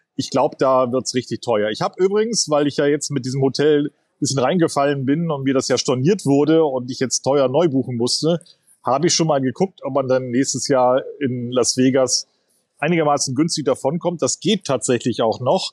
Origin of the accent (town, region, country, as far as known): Germany